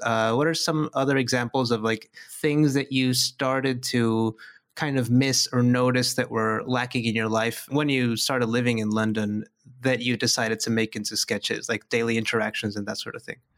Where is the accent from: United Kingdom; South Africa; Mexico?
Mexico; I'm, I'm from Mexico, and I, I live in Mexico